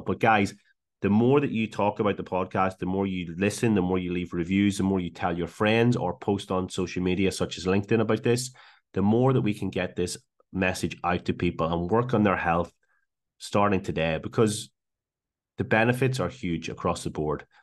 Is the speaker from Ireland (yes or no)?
yes; Ireland; moved away as an adult; also born or lived in Liverpool / Glasgow; now in Australia; originally from Ireland, moved to Liverpool for uni.